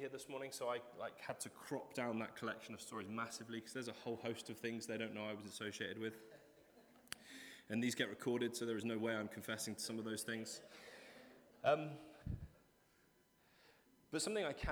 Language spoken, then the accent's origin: English; Cheddar, South West England, United Kingdom; I grew up in Cheddar